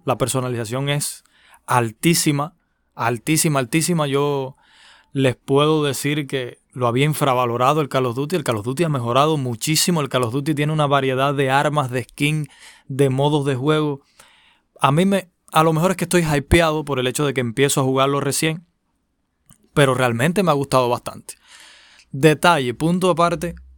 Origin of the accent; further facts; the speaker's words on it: Cuba; aquí en mi país cubano